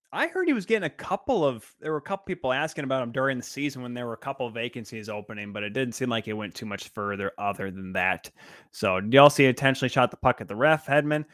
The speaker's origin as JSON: {"language": "English", "country": "United States", "said": "I am American."}